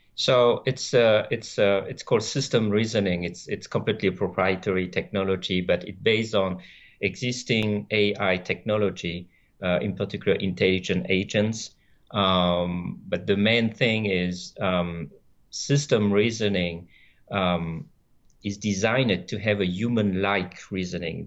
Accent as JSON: {"language": "English", "country": "France", "tie": "born or raised there", "also_born_or_lived": "Vietnam", "first_language": "French", "second_language": "English", "moved": "as an adult", "lives_now": "San Diego, United States", "said": "I grew up in France where I did, uh, all my studies"}